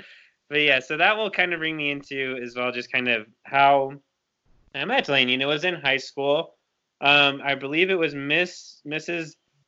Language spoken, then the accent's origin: English; Lindon, Utah, United States; I grew up really close to Pleasant Grove, you know, in Linden. I call that the city of dreams, Linden, Utah.